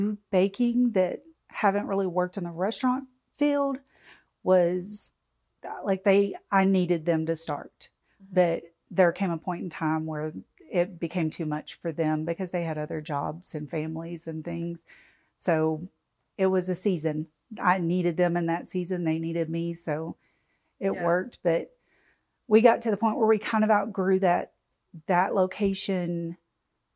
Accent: Arkansas, United States; also born or lived in Ohio; now in Cookeville, United States; I grew up in Arkansas, but I lived in Ohio for about 20 years.

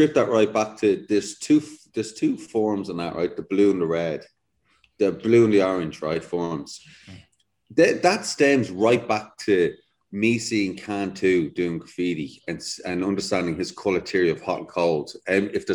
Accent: Dublin, Leinster, Ireland; moved away as an adult; also born or lived in London; I'm from Dublin, lived in the city

